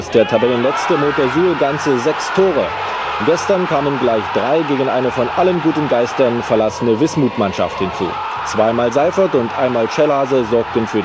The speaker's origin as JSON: {"language": "German", "town": "Gompertshausen", "region": "Thuringia", "country": "Germany", "tie": "born or raised there", "said": "Ja, ich bin ähm, in Gompertshausen auch aufgewachsen. Gompertshausen liegt im südlichsten Zipfel Thüringen, direkt an der bayerischen Grenze."}